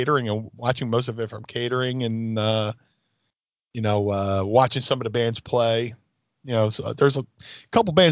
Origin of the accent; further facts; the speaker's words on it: Atlantic City, New Jersey, United States; also born or lived in Philadelphia, Pennsylvania; I grew up in Atlantic City